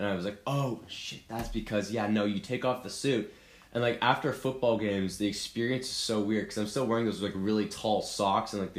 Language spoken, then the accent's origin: English; California, United States; moved away as an adult; also born or lived in Oregon; I'm from California